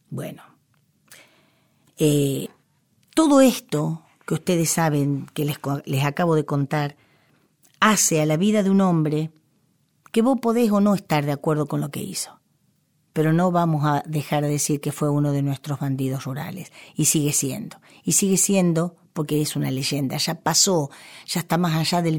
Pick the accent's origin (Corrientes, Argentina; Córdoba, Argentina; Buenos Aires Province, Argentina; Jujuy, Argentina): Buenos Aires Province, Argentina; Cañuelas; en mi pueblo, en Cañuelas